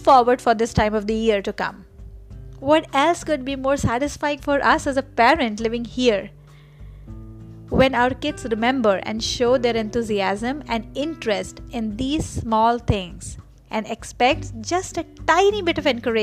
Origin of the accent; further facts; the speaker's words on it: Kanpur, Uttar Pradesh, India; moved away; I grew up in Kanpur